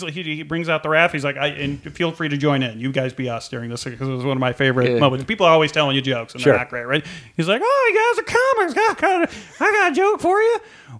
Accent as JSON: {"language": "English", "town": "Chicago", "region": "Illinois", "country": "United States", "tie": "born or raised there", "also_born_or_lived": "San Francisco", "moved": "yes", "lives_now": "Los Angeles, United States", "said": "I grew up in Chicago, but comedy-wise, yeah, my birthplace is San Francisco is where I started."}